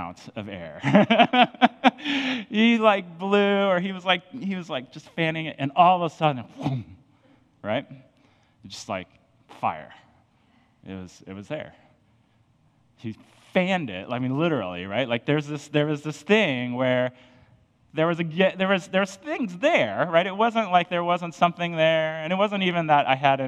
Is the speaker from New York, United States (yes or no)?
no; Colorado, United States; moved away; I'm from Colorado. I grew up kind of in the mountains and just doing mountainy things.